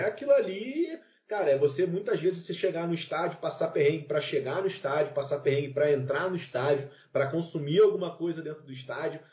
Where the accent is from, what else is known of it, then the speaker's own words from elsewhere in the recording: Rio de Janeiro, Brazil; eu sou lá do Rio de Janeiro